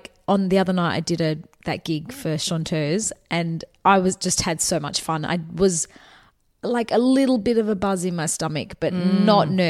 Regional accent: Australia; I'm from Australia

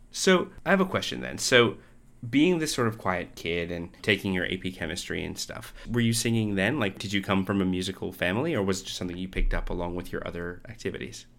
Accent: Canada; now in Australia; I'm from Canada. I live in Australia.

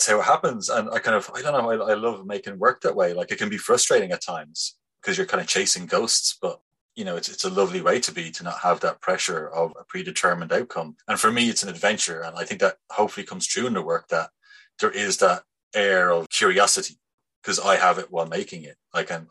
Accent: Bray, Leinster, Ireland; now in Dublin, Ireland; I'm from Bray

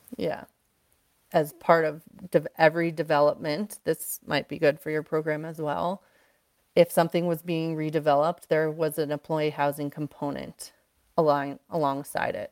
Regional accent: East Coast, United States; moved away as an adult; now in Aspen, United States; I was raised on the East Coast.

